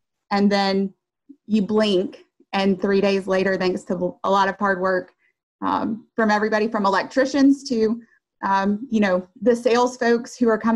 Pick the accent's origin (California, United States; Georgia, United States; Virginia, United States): Georgia, United States; Covington; moved away as an adult; also born or lived in Winston-Salem, North Carolina; Covington, Georgia, which is ironically my hometown.